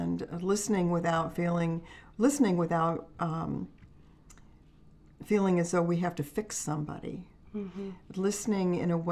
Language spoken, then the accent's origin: English; Finger Lakes, New York, United States; moved away as an adult; now in Kentucky, United States; we're originally from the Finger Lakes in New York State, and I was raised there on a lake, on Cayuga Lake.